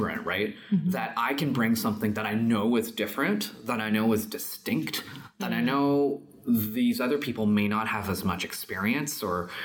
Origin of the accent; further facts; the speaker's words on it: Canada; also born or lived in China; I was born in China, but I grew up here in Canada